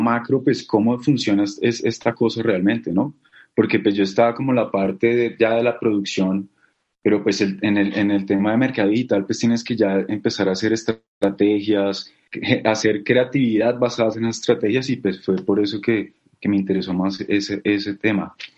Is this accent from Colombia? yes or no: yes; Bogotá, Colombia; yo soy bogotano, de Bogotá, Colombia.